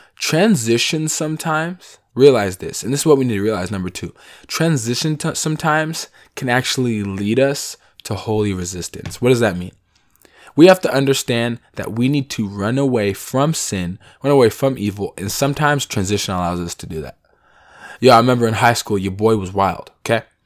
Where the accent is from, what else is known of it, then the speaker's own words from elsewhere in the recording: Seattle, Washington, United States; I'm from Seattle